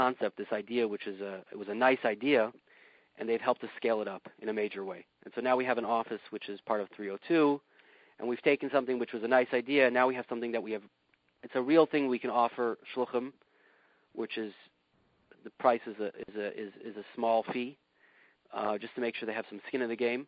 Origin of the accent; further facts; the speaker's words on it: Yorba Linda, California, United States; now in Tustin, United States; I grew up in Yorba Linda.